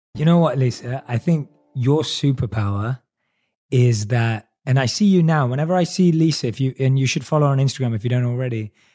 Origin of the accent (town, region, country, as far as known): London, United Kingdom; born or raised there